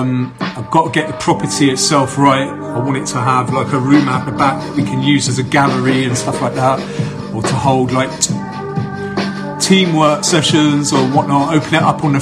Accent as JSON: {"language": "English", "town": "Bath", "region": "South West England", "country": "United Kingdom", "tie": "born or raised there", "said": "here in Bath, my hometown"}